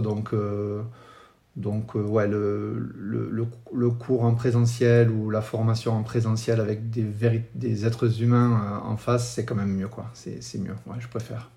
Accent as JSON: {"language": "French", "country": "France", "said": "je suis français"}